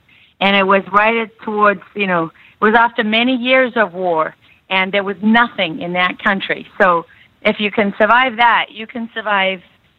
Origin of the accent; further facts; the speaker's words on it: South Africa; moved away; I was born and raised in South Africa.